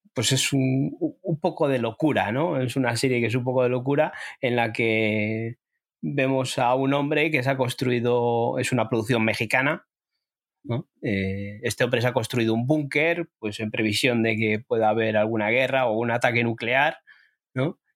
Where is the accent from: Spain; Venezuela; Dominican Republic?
Spain; a nosotros o a mí como español